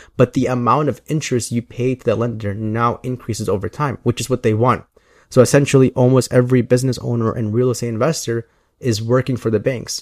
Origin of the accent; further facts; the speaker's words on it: Chicago, Illinois, United States; I am from Chicago. I grew up in the southwest